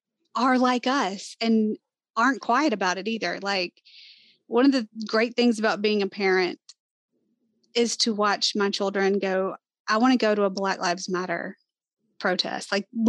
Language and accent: English; Southern United States, United States; Like, we're from the South. We sound like we're from the South.